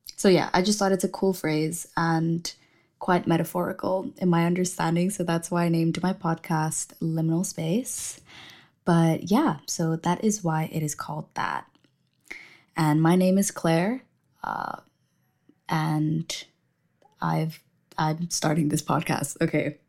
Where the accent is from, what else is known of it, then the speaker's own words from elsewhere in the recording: Indonesia; moved away as an adult; now in London, United Kingdom; I am from Indonesia, and I just moved to London in September